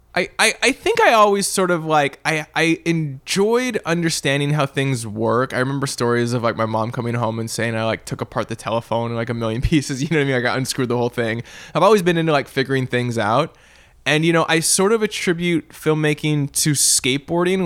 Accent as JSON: {"language": "English", "town": "Vancouver", "region": "British Columbia", "country": "Canada", "tie": "born or raised there", "moved": "as an adult", "lives_now": "Los Angeles, United States", "said": "growing up in Canada"}